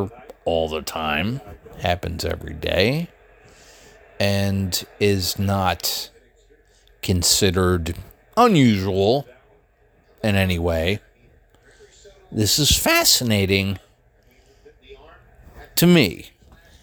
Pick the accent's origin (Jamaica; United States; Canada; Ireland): United States; Philadelphia, Pennsylvania; also born or lived in Columbia, Maryland; now in Greencastle, United States; Philadelphia is my hometown